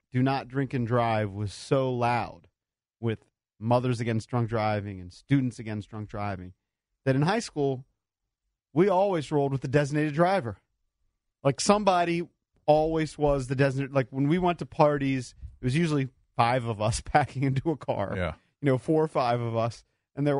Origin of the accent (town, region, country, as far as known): Bowie, Maryland, United States; born or raised there